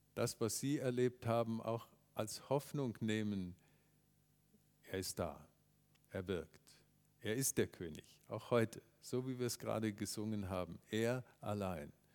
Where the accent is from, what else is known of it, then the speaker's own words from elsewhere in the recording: Germany; wir Deutschen